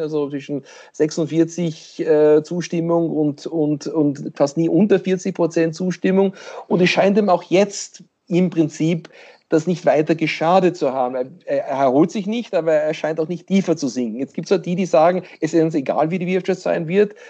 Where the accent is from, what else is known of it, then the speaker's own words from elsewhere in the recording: Pennsylvania, United States; dort wo ich herkomme, in Pennsylvania